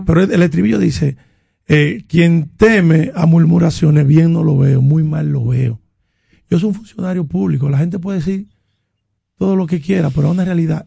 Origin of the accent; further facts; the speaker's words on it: Dominican Republic; en mi barrio en La Joya